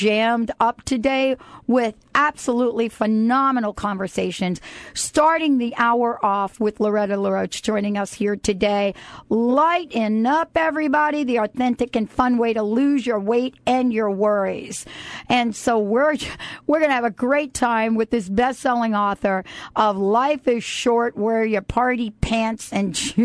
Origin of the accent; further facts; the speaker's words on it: New York City, New York, United States; from the Bronx